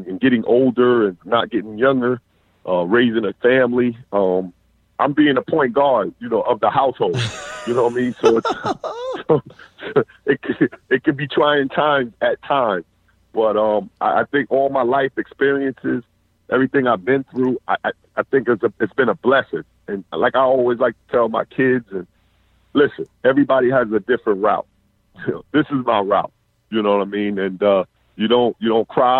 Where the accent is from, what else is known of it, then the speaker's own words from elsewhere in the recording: New York, United States; also born or lived in Atlanta, Georgia; now in South Florida, United States; being a child prodigy growing up in New York